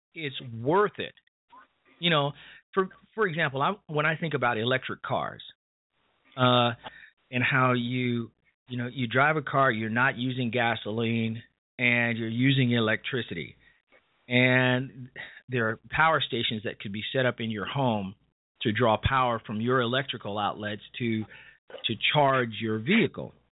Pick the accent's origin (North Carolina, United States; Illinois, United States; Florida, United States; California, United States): Illinois, United States; Chicago; moved away; my hometown of Chicago